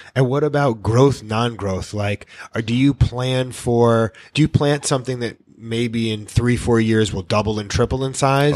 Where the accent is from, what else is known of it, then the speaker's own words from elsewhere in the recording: New York, United States; also born or lived in Miami; now in Key West, United States; I'm a New Yorker